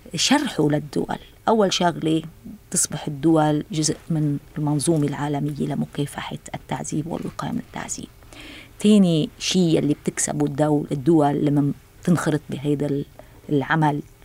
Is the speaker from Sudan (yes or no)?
no; Lebanon; أنا كلبنانية ورئيسة اللجنة